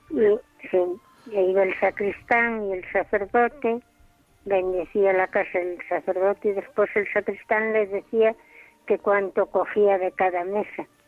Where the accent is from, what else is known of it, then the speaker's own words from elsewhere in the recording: Santa María de Mosteiro, Galicia, Spain; el pueblo donde yo nací, Santa María de Mosteiro, había 60 cabezas de familia en aquel momento.